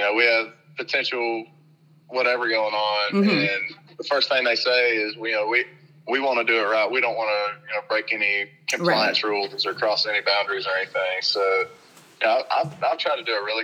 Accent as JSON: {"language": "English", "region": "Kentucky", "country": "United States", "said": "I'm from Kentucky"}